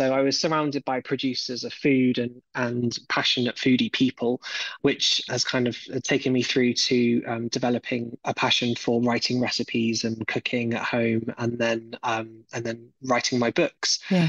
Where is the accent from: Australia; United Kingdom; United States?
United Kingdom; South West England; I grew up in a wonderful part of the world in Southwest England. You can probably tell from my accent, which is an incredibly rich place for artisanal food.